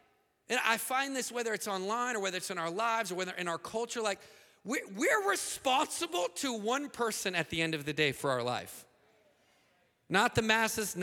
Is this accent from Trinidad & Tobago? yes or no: no; United States; in the most hostile nation as an American